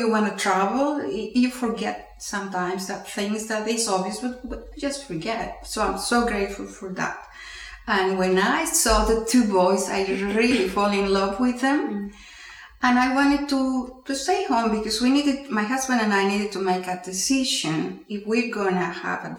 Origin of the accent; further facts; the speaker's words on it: Peru; first language Spanish; English is a second language; moved away as an adult; now in Houston, United States; I'm Peruvian, I was born in Peru, working in Peru at that time.